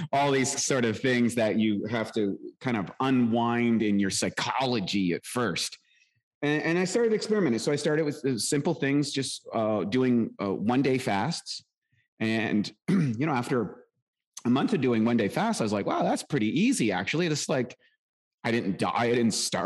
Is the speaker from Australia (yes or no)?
no; Canada; I was born in Canada. You might hear it in my accent, lived a rural life, played hockey